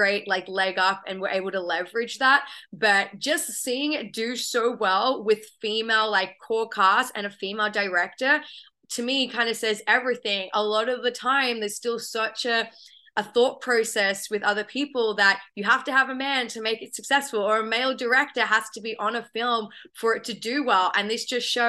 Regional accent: Australia; moved away as an adult; now in United States; I have a bit of an accent, so I'm originally from Australia, but I've been calling the US home for a few years now

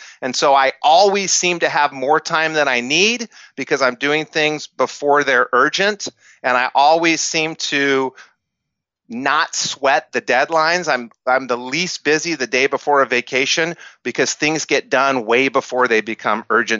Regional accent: Albuquerque, New Mexico, United States; I grew up in Albuquerque, New Mexico, which isn't a mecca for entrepreneurship, in an era that didn't pump entrepreneurship through the media.

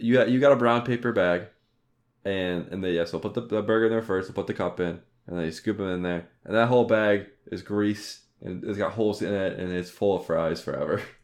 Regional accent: Ohio, United States; we're from Ohio

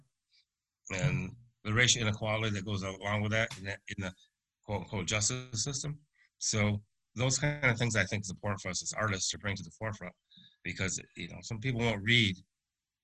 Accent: upstate New York, United States; now in Winston-Salem, United States; we're originally from New York, upstate

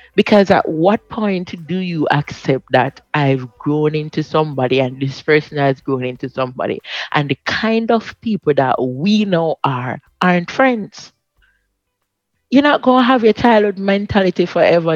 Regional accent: Jamaica; I'm from Maxfield

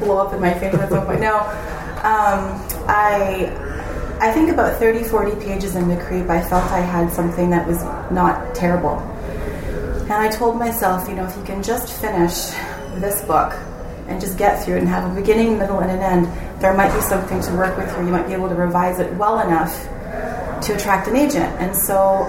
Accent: Canada; moved away as an adult; now in Seattle, United States; I'm from Canada

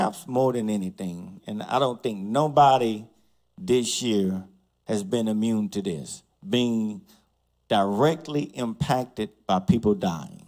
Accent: College Park, United States; a family of mine, the Love family, who I grew up with in College Park

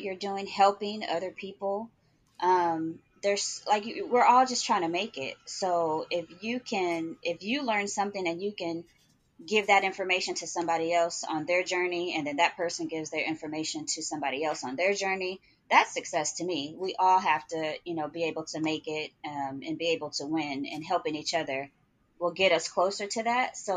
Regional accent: Oakland, California, United States; also born or lived in Oklahoma City, Oklahoma; now in Atlanta, United States; I'm originally from Oakland, California. I moved to Oklahoma City. So I had been there for about 20 years. And then I'm recently relocated to Atlanta.

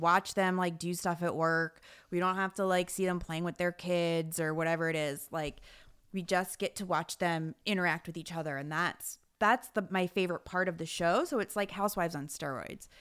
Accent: New Jersey, United States; I'm from Jersey

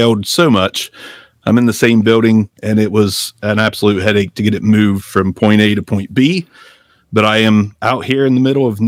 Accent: Ohio, United States; I'm from Ohio

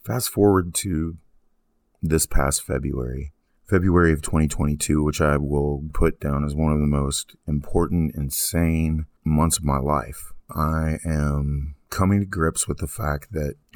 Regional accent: East Texas, United States; also born or lived in Abilene, Texas; I had come back to my hometown in East Texas

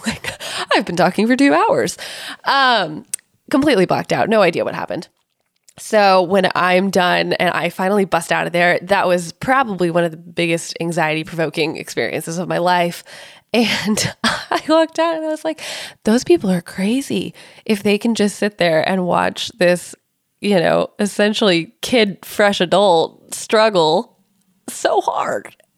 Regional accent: Silicon Valley, California, United States; I grew up in Silicon Valley, and I was surrounded by entrepreneurs and big tech companies

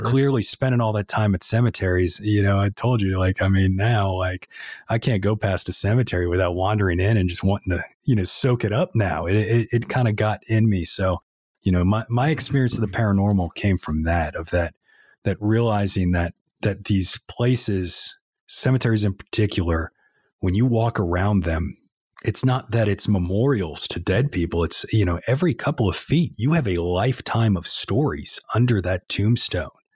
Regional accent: New Orleans, Louisiana, United States; moved away as an adult; now in Nashville, United States; we grew up right in New Orleans there, but we were about a mile from the Mississippi River.

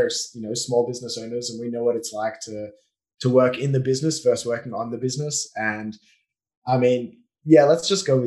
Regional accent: Australia; moved away as an adult; now in Israel; I grew up in Australia until I was 19, born and bred, and that's my accent, and moved to Israel when I was 19

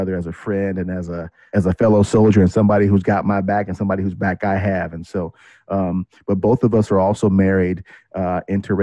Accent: Kansas City, United States; I'm from Kansas City. I'm a Midwest boy.

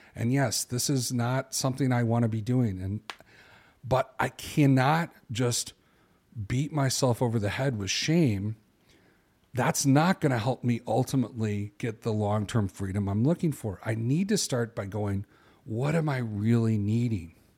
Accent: Chicago, Illinois, United States; I'm a guy from Chicago

